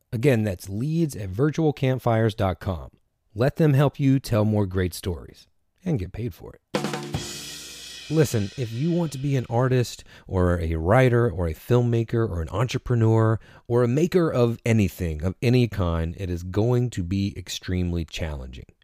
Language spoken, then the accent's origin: English; Washington, North Carolina, United States; now in Durham, United States; I'm originally from Little Washington